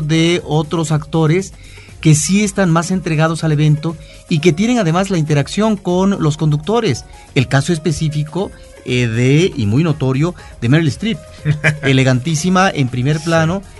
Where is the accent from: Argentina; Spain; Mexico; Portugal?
Mexico